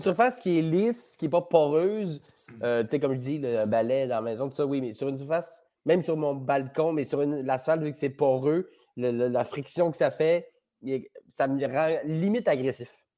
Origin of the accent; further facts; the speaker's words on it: Chicoutimi, Quebec, Canada; moved away; je viens du Saguenay, fait que j'étais à même euh, à Chicoutimi pendant le déluge